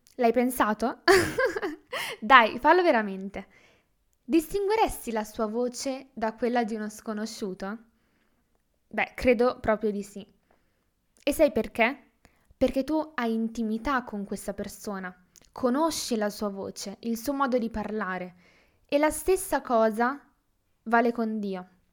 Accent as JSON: {"language": "Italian", "town": "Milan", "region": "Lombardy", "country": "Italy", "said": "ho diciassette anni e vengo da Milano"}